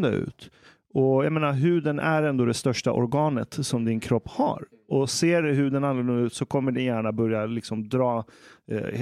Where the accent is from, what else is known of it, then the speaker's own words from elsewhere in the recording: Iran; now in Sweden; Jag menar, jag som är, jag är fortfarande vit men jag är iranier.